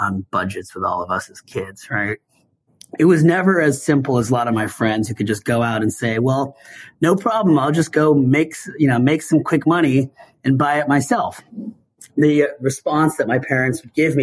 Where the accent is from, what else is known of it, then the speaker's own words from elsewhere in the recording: Seattle, Washington, United States; I grew up in Seattle